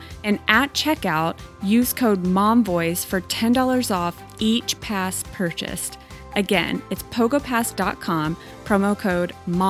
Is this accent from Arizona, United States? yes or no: no; Texas, United States; In my home state of Texas, in the Dallas region